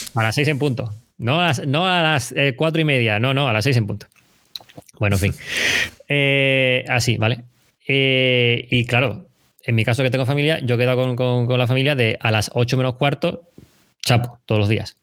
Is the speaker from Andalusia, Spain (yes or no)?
yes; Chiclana de la Frontera, Andalusia, Spain; moved away as an adult; soy de Chiclana, de Cádiz